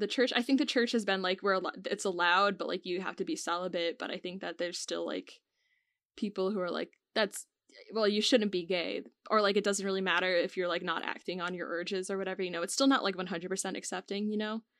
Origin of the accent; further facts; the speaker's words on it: United States; we're both from America